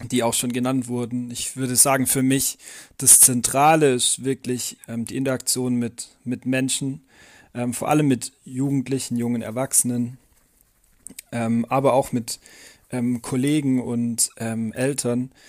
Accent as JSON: {"language": "German", "town": "Calw", "region": "Baden-Württemberg", "country": "Germany", "accent": "Swabian", "lives_now": "Mühlacker, Germany", "said": "wie man meinem Dialekt wahrscheinlich auch entnehmen wird, bin ich Schwabe, komme ursprünglich aus der Nähe von Kalf bin jetzt aber seit ungefähr 20 Jahren in Mühlack und Umgebung wohnhaft."}